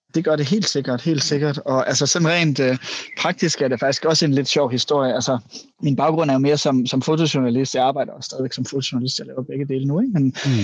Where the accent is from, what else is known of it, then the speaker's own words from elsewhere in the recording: Jutland, Denmark; jeg kommer også fra Jylland